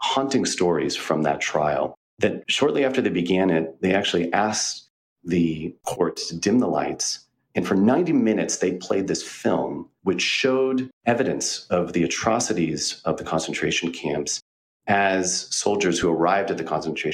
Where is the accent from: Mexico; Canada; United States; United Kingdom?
United States; I arrived there on the eve of the Second Iraq War in a predominantly Muslim city as an American